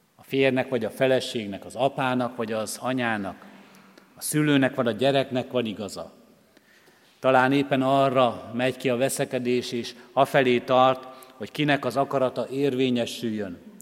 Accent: Hungary; born or raised there

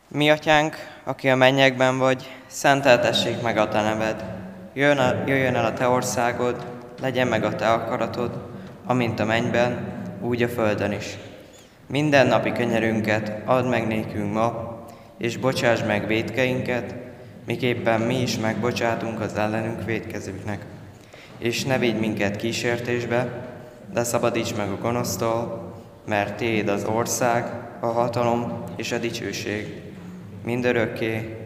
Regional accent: Hungary; a szülőföldemért, azért, hogy magyar vagyok

